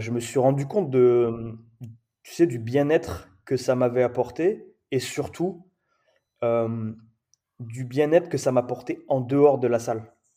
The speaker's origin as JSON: {"language": "French", "town": "Perpignan", "region": "Occitania", "country": "France", "tie": "born or raised there", "also_born_or_lived": "Paris", "moved": "as an adult", "lives_now": "La Réunion, France", "said": "en grandissant euh, à Perpignan"}